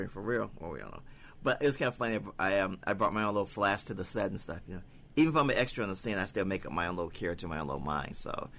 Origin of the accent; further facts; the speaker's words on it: the South, United States; accent: southern; Well, my mom's from New Orleans. I grew up in a house with people from the south, so I actually do have a southern accent